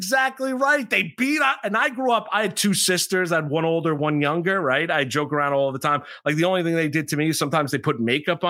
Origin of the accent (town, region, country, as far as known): Pearl River, New York, United States; born or raised there